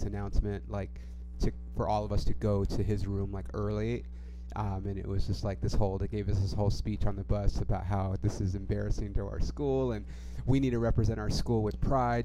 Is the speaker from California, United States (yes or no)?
yes; Ontario, California, United States; moved away; I grew up with a lot of gangs. Like, in my neighborhood specifically, I live, like, on the north side of Ontario